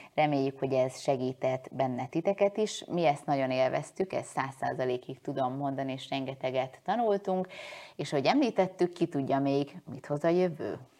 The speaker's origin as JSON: {"language": "Hungarian", "country": "Hungary", "said": "én most magyar vagyok-e, ha elköltözöm"}